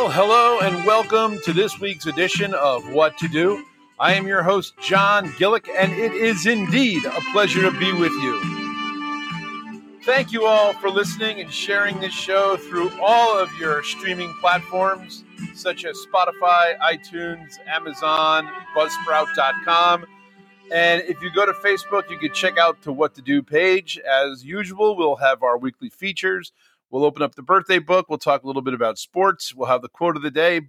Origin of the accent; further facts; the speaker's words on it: Bloomfield, New Jersey, United States; when I grew up in Bloomfield